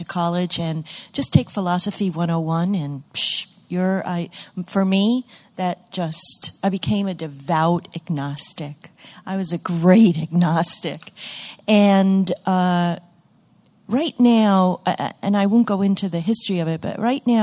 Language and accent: English; Great Barrington, Massachusetts, United States; I'm from Great Barrington, Massachusetts